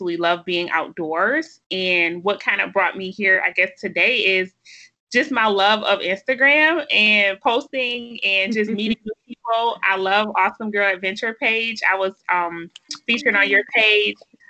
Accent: Buffalo, New York, United States; I grew up in Buffalo, New York

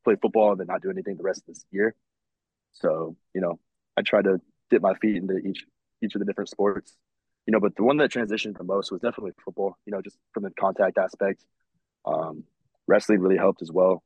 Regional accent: Las Vegas, Nevada, United States; I'm born and raised in Las Vegas.

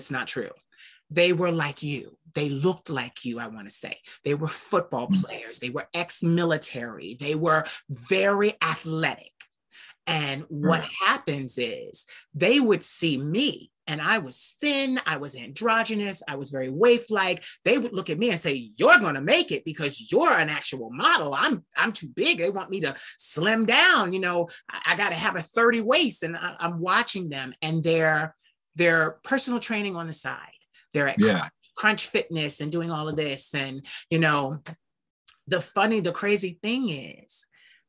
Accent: Philadelphia, Pennsylvania, United States; I'm from Philadelphia.

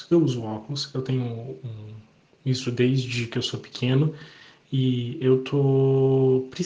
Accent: Curitiba, Paraná, Brazil; eu sou de Curitiba.

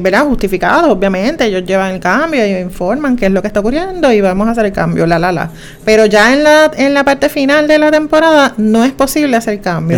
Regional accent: Juncos, Puerto Rico; yo soy de Junco

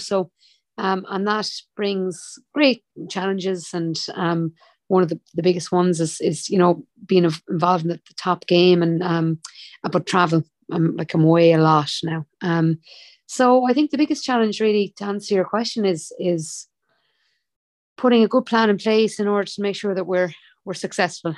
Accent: Limerick, Munster, Ireland; I'm from Limerick City, a proud Limerick woman

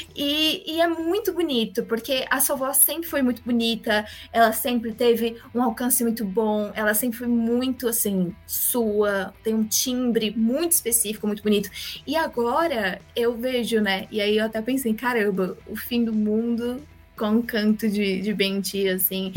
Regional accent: Brazil; sendo brasileiros

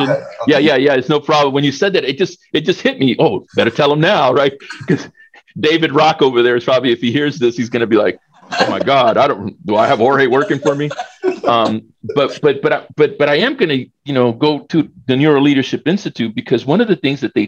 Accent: El Salvador; I was born in El Salvador

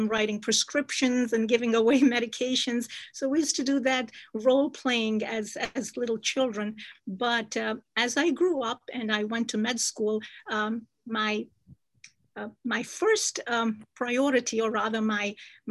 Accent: Jammu and Kashmir, India; moved away; I was born and raised in Kashmir

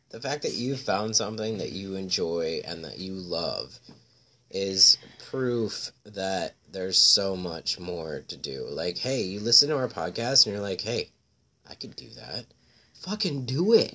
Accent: Florida, United States; now in Chicago, United States; I'm from Florida

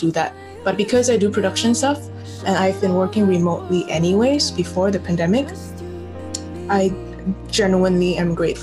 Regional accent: Kota Kinabalu, Sabah, Malaysia; Born and raised here in KK

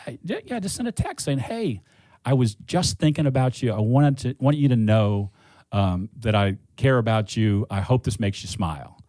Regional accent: Cleveland, Ohio, United States; I grew up in Cleveland.

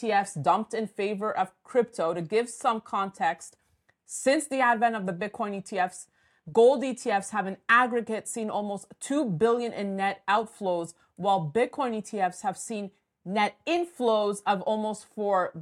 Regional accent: Montreal, Quebec, Canada; joining me from my hometown of Montreal

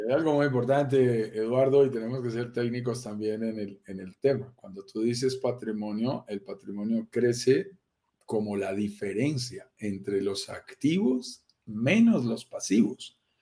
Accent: Andes mountains, Andean region, Colombia; accent: Colombian; Soy colombiano, lo notarás en mi acento, nací en estas montañas de los Andes

